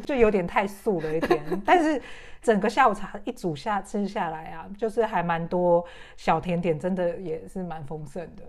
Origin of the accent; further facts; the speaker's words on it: Taiwan; now in United Kingdom; 我们台湾人哈，在英国